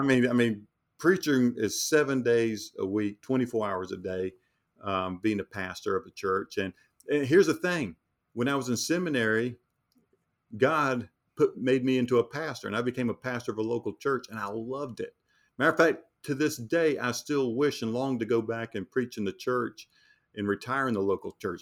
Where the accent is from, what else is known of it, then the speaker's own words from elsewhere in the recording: North Carolina, United States; we're from North Carolina